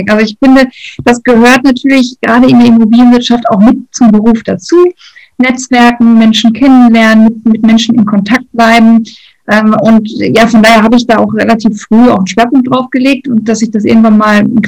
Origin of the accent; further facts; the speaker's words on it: North Rhine-Westphalia, Germany; ich komme aus dem Ruhrgebiet, das äh, sage ich heute wirklich mit vollem Stolz und voller Überzeugung, das war aber nicht immer so.